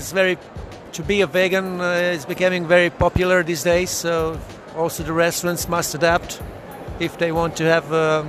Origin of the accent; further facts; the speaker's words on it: Primorje-Gorski Kotar County, Croatia; I'm coming from Croatia, region of Kvarner.